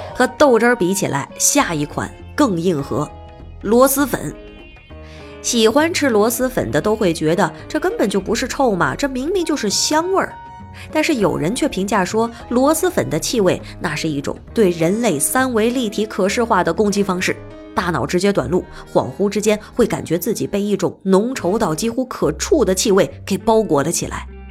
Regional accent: northern China, China; 作为一个北方人，真的是没有吃到过什么带臭味儿的食物

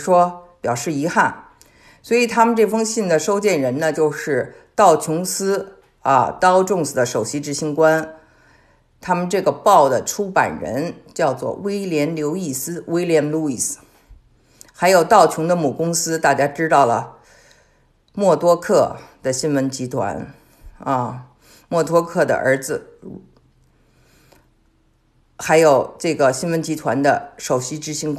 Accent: China; 我们中国人都有印象啊。

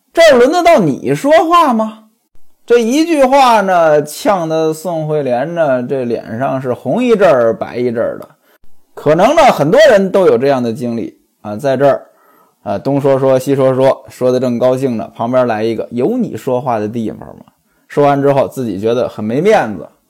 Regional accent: China; 我们老家呢，离天津很近，但是我们的说法完全不一样

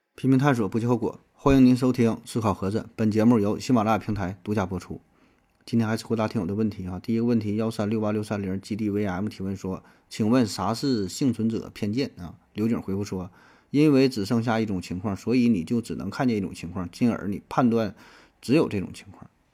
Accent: Northeast China, China; accent: Northeastern Mandarin; 在东北方言当中，咱有一个普遍的情况

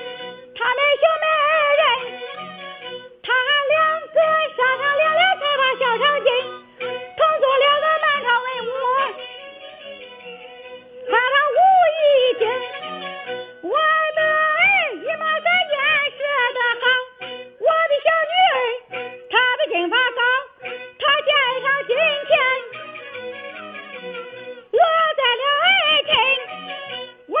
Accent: Shandong, China; 我是山东人，

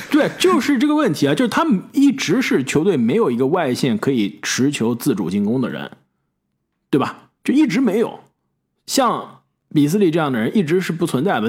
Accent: China; now in United States; 这个刚刚来美国的时候啊，当时小时候在国内的时候，上学的时候

